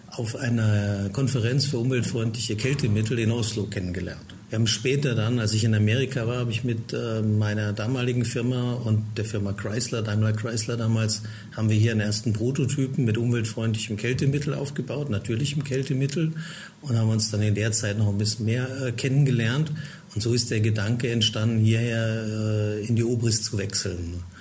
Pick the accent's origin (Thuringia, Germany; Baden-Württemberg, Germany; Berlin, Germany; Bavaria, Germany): Baden-Württemberg, Germany; Heidelberg; Also ich bin in Heidelberg geboren, dort aufgewachsen in der Gegend